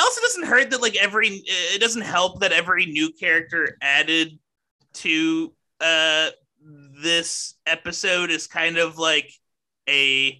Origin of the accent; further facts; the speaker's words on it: Texas, United States; I'm from Texas